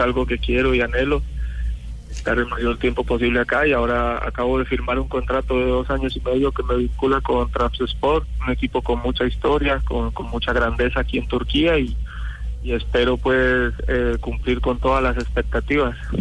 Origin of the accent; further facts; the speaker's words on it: Colombia; moved away; somos colombianos